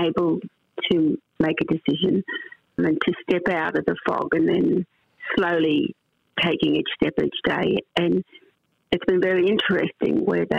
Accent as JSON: {"language": "English", "country": "Australia", "said": "it wasn't probably until I was at 35 that I even saw myself as an Australian, like part of Australia's society"}